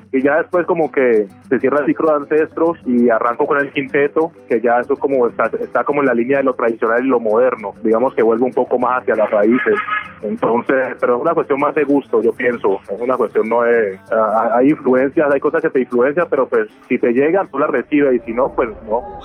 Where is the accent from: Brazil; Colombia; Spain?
Colombia; Quibdó, Chocó; also born or lived in Tadó, Chocó; now in Cali, Colombia; yo crecí en Quito